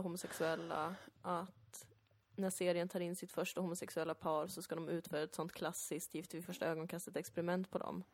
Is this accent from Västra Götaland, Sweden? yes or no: no; Täby, Stockholm County, Sweden; also born or lived in Danderyd; när jag växte upp som barn i Täby